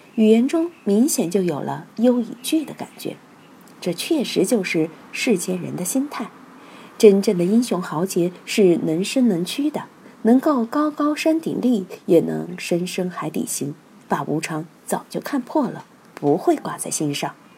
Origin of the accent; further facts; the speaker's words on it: Sichuan, China; 我们四川人却是味道不重就吃不下饭